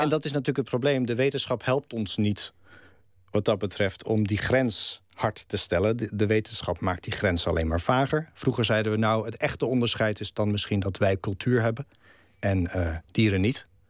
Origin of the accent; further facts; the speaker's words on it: Netherlands; first language Dutch; moved away; ik een Nederlander ben. En dat Nederland het, het, het land is waar ik vandaan kom. En dat het Nederlands mijn taal is.